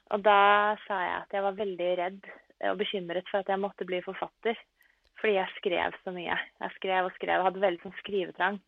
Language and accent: Norwegian; Norway; also born or lived in Italy; Jeg er oppvokst i Norge